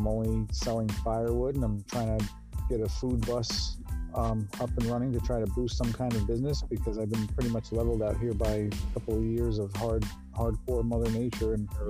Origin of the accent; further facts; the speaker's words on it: New York City, New York, United States; now in Poughquag, United States; I was born in the Bronx, New York.